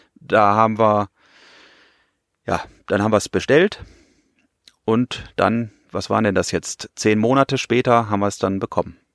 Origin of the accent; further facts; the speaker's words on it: Bielefeld, North Rhine-Westphalia, Germany; moved away as an adult; now in Pfronten, Germany; bin ich hier natürlich nicht geboren, sondern ich komme aus der wunderschönen Stadt Bielefeld in Nordrhein-Westfalen.